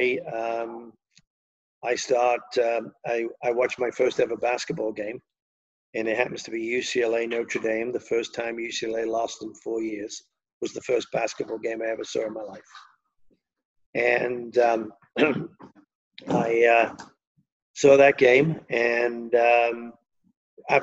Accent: Liverpool, North West England, United Kingdom; accent: Liverpool; moved away as an adult; also born or lived in United States; we were from Liverpool

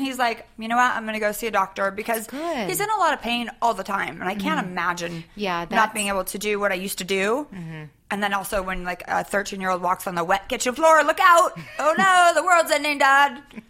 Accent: Northern California, United States; I am from Northern California.

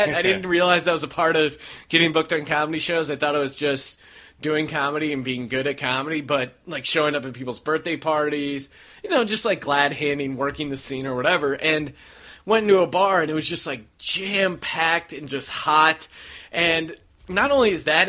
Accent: Bethlehem, Pennsylvania, United States; now in Los Angeles, United States; I'm from Bethlehem, outside of Philly

